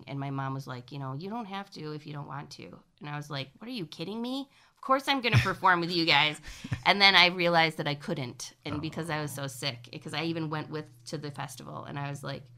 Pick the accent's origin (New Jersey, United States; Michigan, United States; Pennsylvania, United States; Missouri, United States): Michigan, United States; Cadillac; moved away as an adult; also born or lived in Lansing, Michigan / Chicago, Illinois; we moved to Cadillac when I was six. That's where I grew up